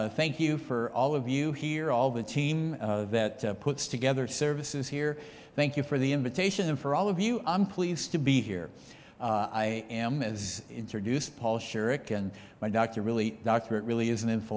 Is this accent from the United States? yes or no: yes; near Stevens Point, rural Wisconsin, United States; also born or lived in Austin, Wisconsin; I actually grew up just about 10 or 15 minutes up the road from right here, outside of a little town called Melador. And we were farmers there. And growing up in rural Wisconsin